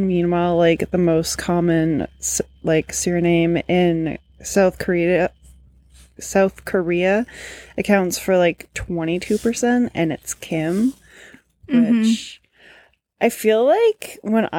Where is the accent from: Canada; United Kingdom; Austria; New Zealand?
Canada; I am Canadian